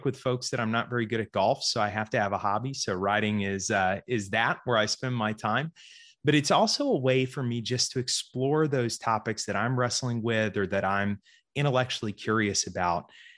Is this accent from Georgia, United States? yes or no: yes; Georgia, United States; also born or lived in Florida; So I grew up here in Georgia primarily. I was actually born in Florida, grew up in Georgia.